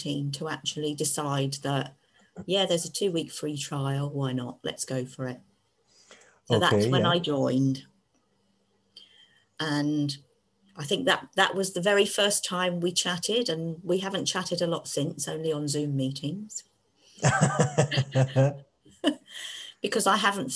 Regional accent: Devon, South West England, United Kingdom; I was born in Devon

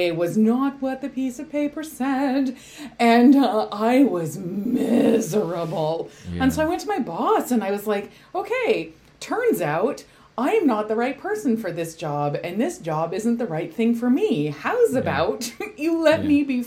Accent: Canada; we're Canadian

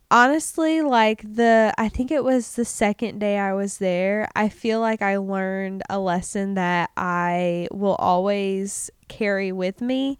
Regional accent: United States; I'm American

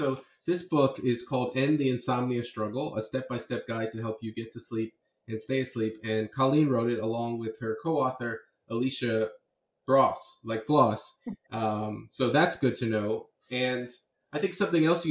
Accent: Miami, Florida, United States; I'm from Miami

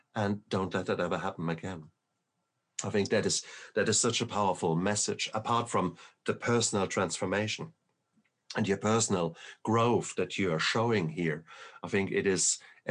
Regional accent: Germany; moved away; also born or lived in Berlin, Germany; I come from Germany. And whilst I always considered myself German, very German

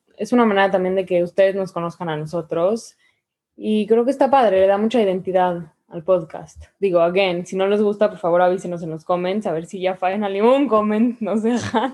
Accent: Mexico; como mujer mexicana

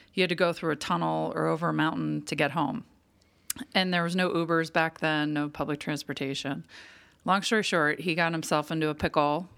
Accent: Pittsburgh, Pennsylvania, United States; moved away; an old friend I grew up with in Pittsburgh

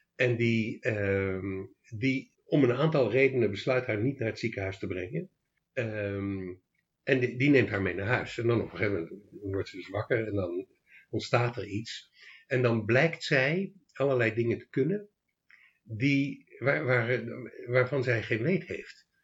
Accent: Leiden, South Holland, Netherlands; born or raised there; moved away as an adult; also born or lived in Australia / Amsterdam / The Hague; now in Achterhoek, Netherlands

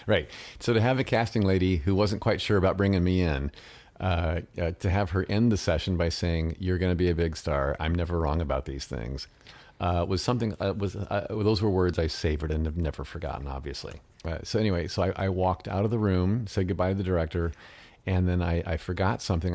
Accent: United States; first language English; I was the only American actor in the film that spoke English as a first language

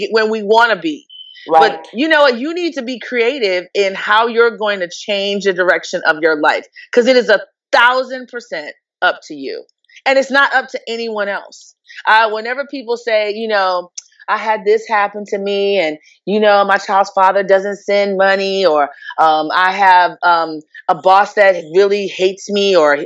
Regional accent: New York City, New York, United States; moved away as an adult; also born or lived in Jamaica / Abilene, Texas; I am from originally born in Jamaica, but grew up in New York City

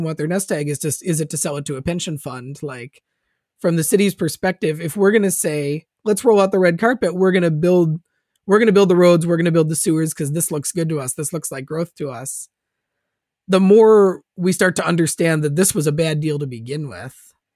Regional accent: Minnesota, United States; moved away; I'm a Minnesotan originally

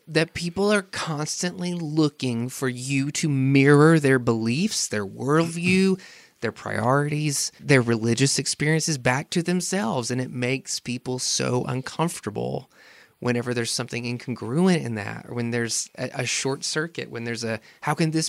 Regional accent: South Carolina, United States; moved away; my home state.

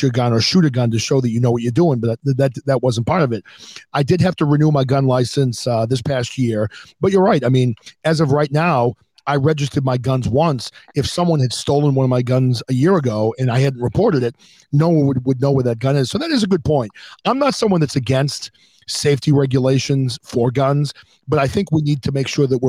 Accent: New Hampshire, United States; now in Massachusetts, United States; I'm in Massachusetts. I grew up in New Hampshire

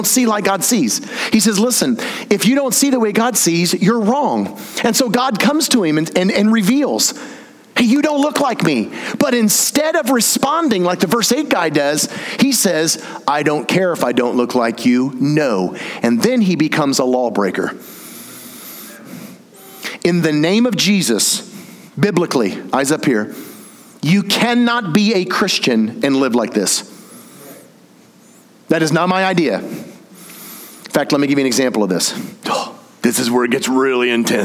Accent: the South, United States; I'm from the South

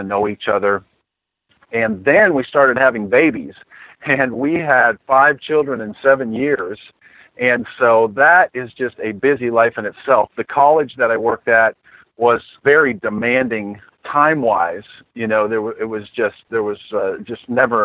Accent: Saginaw, Michigan, United States; I was born in Saginaw, Michigan

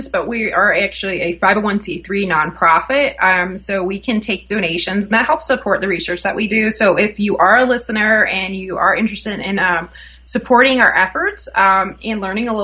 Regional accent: New Jersey, United States; also born or lived in Colorado; now in Denver, United States; I'm from Jersey

